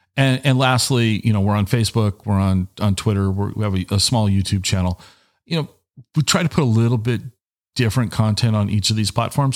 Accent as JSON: {"language": "English", "town": "Tacoma", "region": "Washington", "country": "United States", "tie": "born or raised there", "said": "I grew up in Tacoma"}